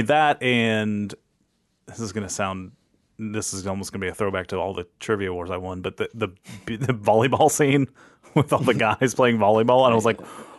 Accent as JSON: {"language": "English", "town": "Fort Lauderdale", "region": "Florida", "country": "United States", "tie": "born or raised there", "said": "I grew up in Fort Lauderdale."}